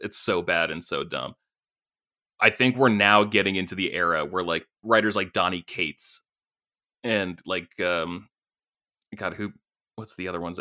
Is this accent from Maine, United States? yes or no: yes; Maine, United States; growing up in Maine, where it's winter, ch, ch, ch, eight months a year